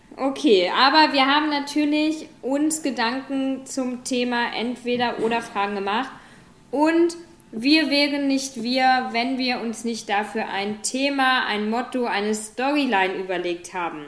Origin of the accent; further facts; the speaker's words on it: Germany; moved away; also born or lived in New Zealand; wir sind auch beide jetzt nicht auf dem kompletten Dorf, beispielsweise aufgewachsen in Deutschland